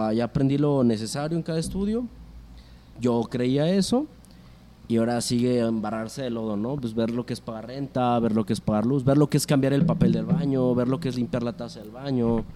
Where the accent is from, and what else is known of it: Aguascalientes, Mexico